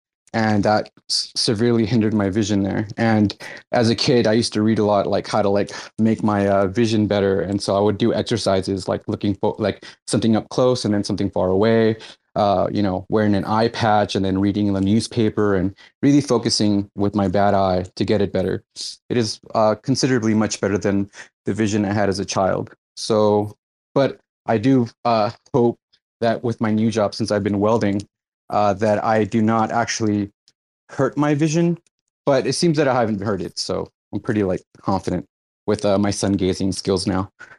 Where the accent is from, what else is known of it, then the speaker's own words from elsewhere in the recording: California, United States; Yes, so I'm Californian.